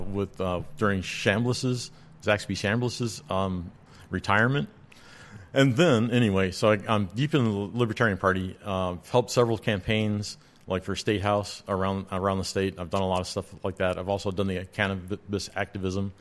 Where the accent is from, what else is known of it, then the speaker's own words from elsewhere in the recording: Roswell, New Mexico, United States; now in Georgia, United States; I was born in Roswell, New Mexico